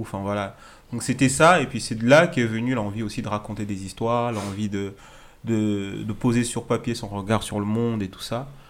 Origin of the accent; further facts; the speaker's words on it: Strasbourg, Grand Est, France; moved away as an adult; now in Lyon, France; j'ai grandi à, Strasbourg